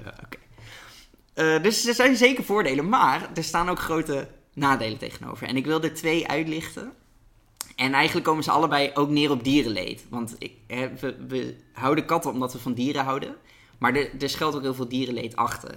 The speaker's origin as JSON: {"language": "Dutch", "country": "Netherlands", "said": "als Nederlander"}